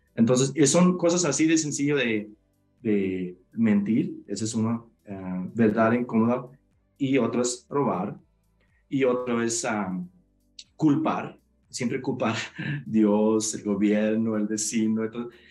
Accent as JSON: {"language": "Spanish", "country": "Mexico", "tie": "born or raised there", "said": "Mis, ah, papás nacieron en México, yo nací en México, pero sí por la eh, comunidad donde crecimos, donde crecí y viví, era una comunidad menonita donde se habla alemán"}